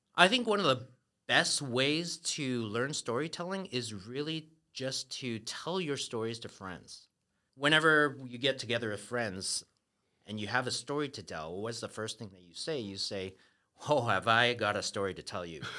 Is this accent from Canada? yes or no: yes; Canada; moved away as an adult; now in Taiwan; I grew up in Canada